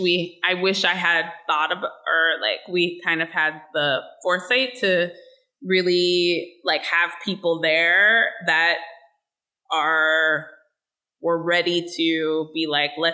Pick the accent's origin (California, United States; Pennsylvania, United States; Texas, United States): Pennsylvania, United States; Pittsburgh; I was born and raised in Pittsburgh and I lived and grew up in the city and I live here now